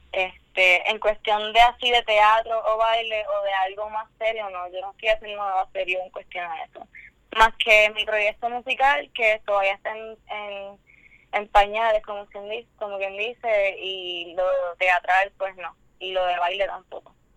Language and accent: Spanish; Humacao, Puerto Rico; now in San Juan, Puerto Rico; estoy en Atorrey, San Juan ahora mismo. Pero originalmente soy de Humacao